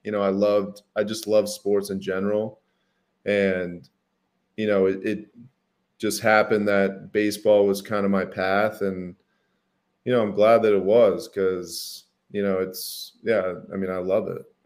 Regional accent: Phoenix, Arizona, United States; I grew up in Phoenix, Arizona, big Italian family

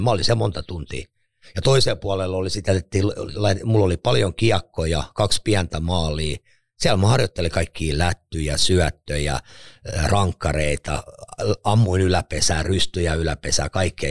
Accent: Lahti, Päijät-Häme, Finland; synnyin tuolla Lahdessa Kalliolla Tonttilan alueella kerrostalo

